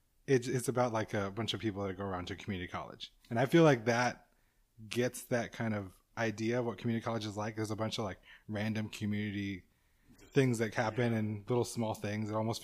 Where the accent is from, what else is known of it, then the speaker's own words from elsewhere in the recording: San Antonio, Texas, United States; I'm from San Antonio